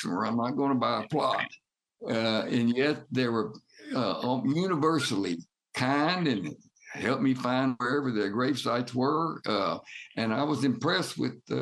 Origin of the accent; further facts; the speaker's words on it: Birmingham, Alabama, United States; Birmingham, in my hometown, where my parents are buried